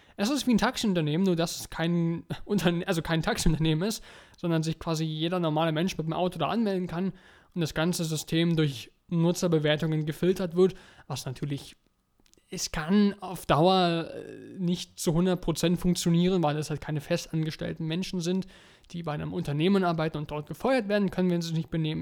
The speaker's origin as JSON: {"language": "German", "country": "Germany", "said": "Bei uns in Deutschland"}